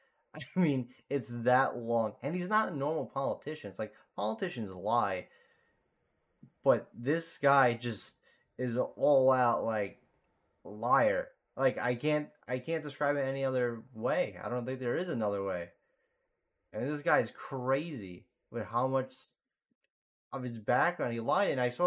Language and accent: English; New York, United States; I'm from New York.